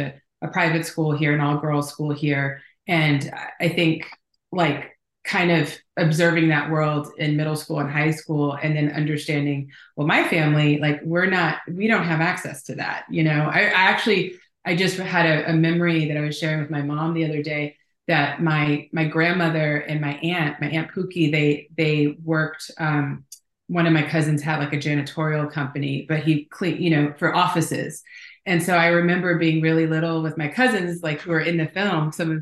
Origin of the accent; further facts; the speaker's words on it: Houston, Texas, United States; moved away as an adult; also born or lived in Los Angeles; I'm from Houston. I'm seventh generation Houstonian